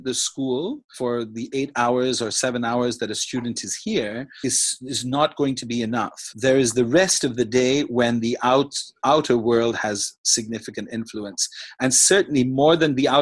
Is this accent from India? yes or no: yes; India; now in Macau; I'm Indian